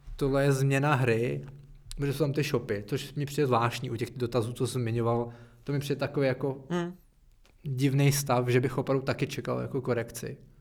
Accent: Czechia; my jsme Češi

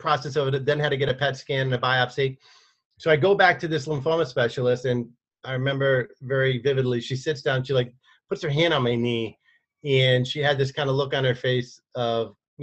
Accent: Connecticut, United States; also born or lived in San Diego; I'm from Connecticut originally my whole life

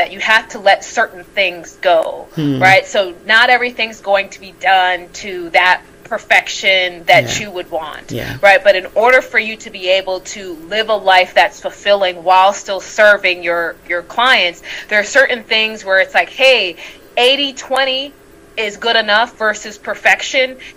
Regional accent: New York City, New York, United States; moved away as an adult; now in Buenos Aires, Argentina; I'm originally from Brooklyn, New York, and right now I live in Buenos Aires, Argentina

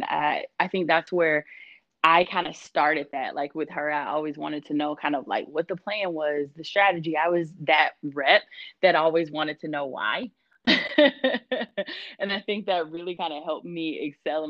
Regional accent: Georgia, United States; moved away as an adult; also born or lived in Italy; now in San Diego, United States; I was born in Italy. And then after that, probably about a few months after I was born, he ended up going into the reserve and moving to Georgia. And so that's where I grew up

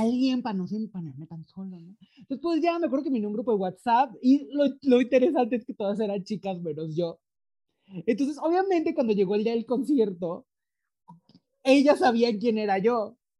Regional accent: Mexico; yo soy mexicano, pero estoy aquí porque intercambio

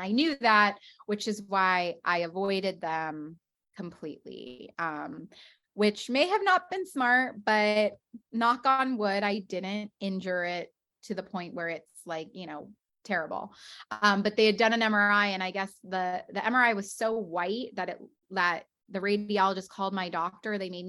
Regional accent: West Coast, United States; now in New York, United States; Like, I'm from the West Coast. Like, I'm used to this weather.

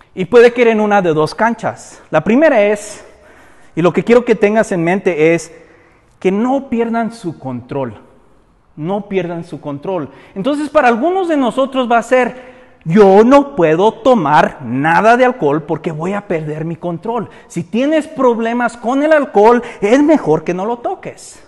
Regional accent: Mexico; nosotros como mexicanos

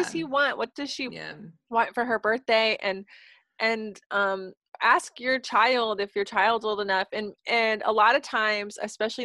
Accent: Indiana, United States; I grew up in Indiana.

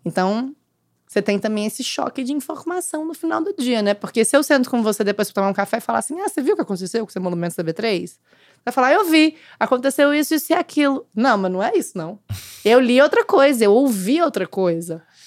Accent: Uberlândia, Minas Gerais, Brazil; now in São Paulo, Brazil; eu nasci em Uberlândia, eu fui praticamente criar, vivi a vida toda lá, né, praticamente, depois mudei pra São Paulo

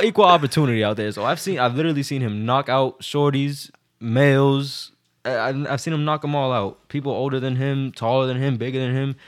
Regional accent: Boston, Massachusetts, United States; I was from Boston

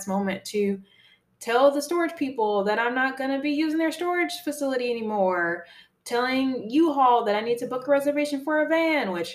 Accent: Chicago, Illinois, United States; moved away as an adult; now in East Coast, United States; my last week home in my hometown

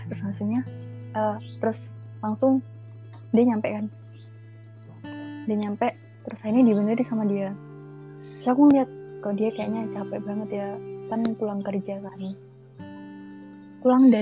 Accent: Lampung, Indonesia; malamnya aku mau pulang ke Lampung kan aku asalnya dari Lampung ya

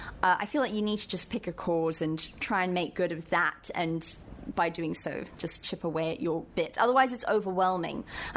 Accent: South Africa; first language English; moved away as an adult; also born or lived in London, England / New York; I was born in England but grew up in South Africa.

